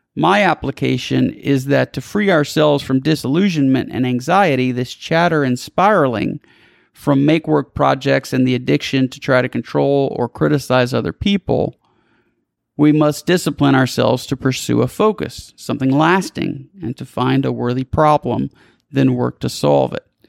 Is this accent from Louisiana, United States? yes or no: yes; South Louisiana, United States; I'm from South Louisiana.